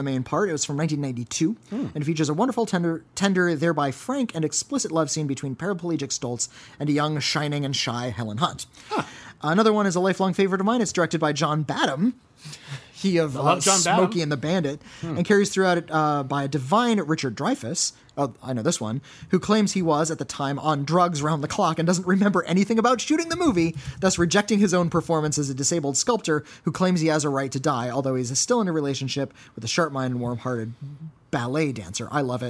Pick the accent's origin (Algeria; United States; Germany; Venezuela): Germany; English is a second language; I'm from Germany, and being old school, got a smartphone just 3 months ago.